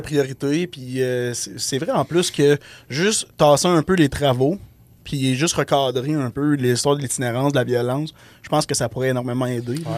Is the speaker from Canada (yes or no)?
yes; Abitibi-Témiscamingue, Quebec, Canada; on vient de la BTB